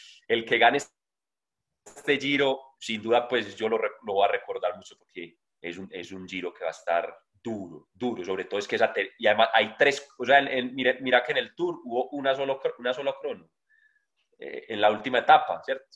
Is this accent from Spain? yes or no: no; Colombia; siendo un colombiano